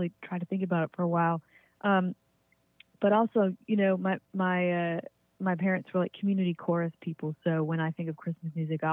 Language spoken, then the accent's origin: English; Virginia, United States; moved away as an adult; also born or lived in Western Massachusetts; now in Massachusetts, United States; I grew up in Virginia